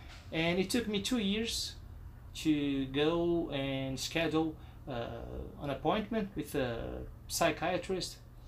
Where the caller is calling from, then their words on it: Brazil; English is a second language; I am recording from Brazil.